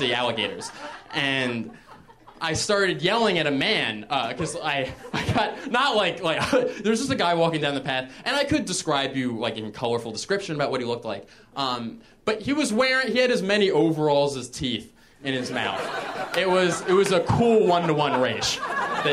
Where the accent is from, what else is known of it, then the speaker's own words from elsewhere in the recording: Philadelphia, Pennsylvania, United States; now in Los Angeles, United States; I'm from Philadelphia originally